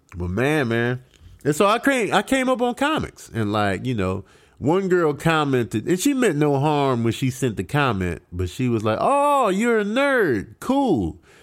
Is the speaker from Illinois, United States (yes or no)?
yes; Chicago, Illinois, United States; moved away; growing up in Chicago